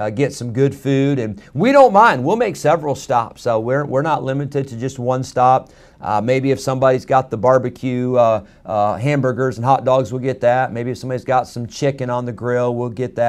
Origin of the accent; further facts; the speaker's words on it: United States; I'm an American. I'm glad that I live in the United States of America